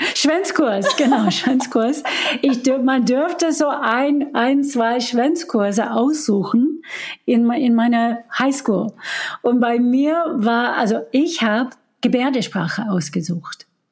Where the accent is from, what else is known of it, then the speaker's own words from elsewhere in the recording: Detroit, Michigan, United States; first language English; German is a second language; moved away as an adult; also born or lived in Chicago; now in Germany; ich war in Detroit noch in dieser Zeit, wo ich aufgewachsen bin